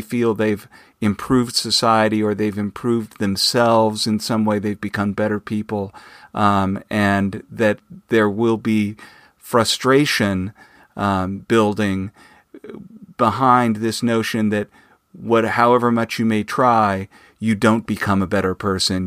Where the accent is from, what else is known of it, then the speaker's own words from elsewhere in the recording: Phoenix, Arizona, United States; I grew up in Phoenix, Arizona